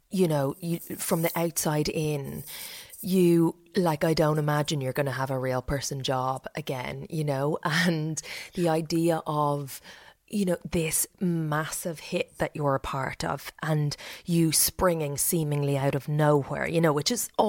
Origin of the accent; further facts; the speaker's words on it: Leinster, Ireland; grew up in Meath. I suddenly came.